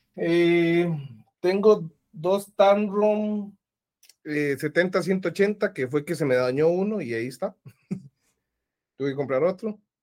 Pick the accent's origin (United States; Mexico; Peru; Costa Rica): Costa Rica; mi país, a Costa, Rica